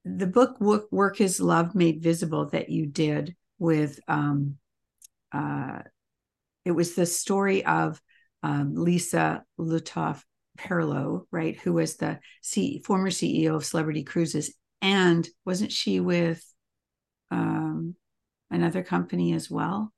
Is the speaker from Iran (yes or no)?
no; Canada; moved away; I'm Canadian